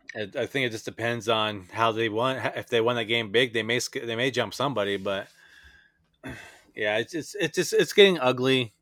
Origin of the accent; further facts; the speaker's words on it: Bourbon, Indiana, United States; also born or lived in Dallas, Texas; I grew up in a little town called Bourbon, Indiana